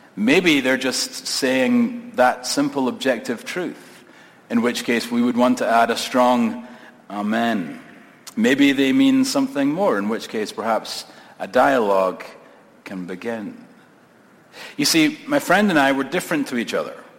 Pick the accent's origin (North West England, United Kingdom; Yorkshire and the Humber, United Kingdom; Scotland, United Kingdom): Scotland, United Kingdom; moved away as an adult; now in United States; I'm a Scot, moved here uh, from Scotland. I have an immigrant story